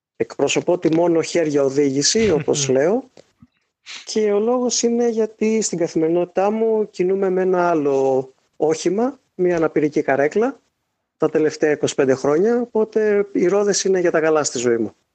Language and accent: Greek; Chalkida, Central Greece, Greece; είμαι από το Χαλκίδα, οπότε έχω μεγαλώσει με τη Ριτσόνα.